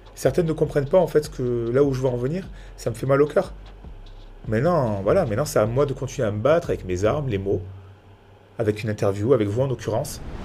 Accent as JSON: {"language": "French", "town": "Nice", "region": "Provence-Alpes-Côte d'Azur", "country": "France", "said": "je viens tout droit de Nice, quartier de Nice, Saint-André-de-la-Roche exactement"}